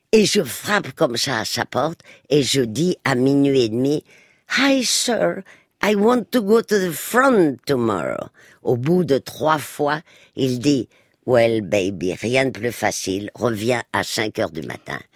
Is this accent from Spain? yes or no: yes; Spain; moved away; moi qui ai passé mon enfance en Espagne